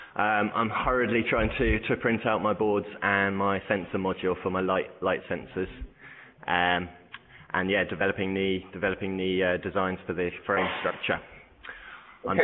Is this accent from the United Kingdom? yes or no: yes; Bournemouth, South West England, United Kingdom; moved away as an adult; now in Barcelona, Spain; I'm originally from Bournemouth, um, but I've been living in Barcelona for uh, about five years now